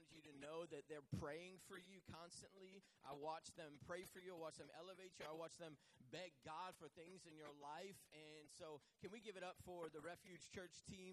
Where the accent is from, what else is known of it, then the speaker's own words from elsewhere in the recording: Manchester, New Hampshire, United States; moved away as an adult; also born or lived in Southern United States; I grew up in Manchester, New Hampshire, but I live down south.